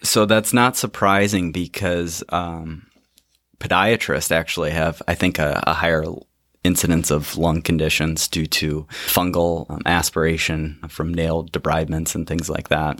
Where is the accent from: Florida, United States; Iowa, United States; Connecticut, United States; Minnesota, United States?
Iowa, United States; Dubuque; I grew up in Dubuque, Iowa